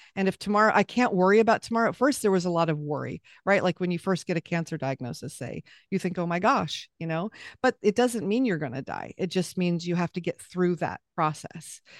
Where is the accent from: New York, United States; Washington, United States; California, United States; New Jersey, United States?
California, United States; Southern; moved away as an adult; we lived back in California, where I was raised in Southern California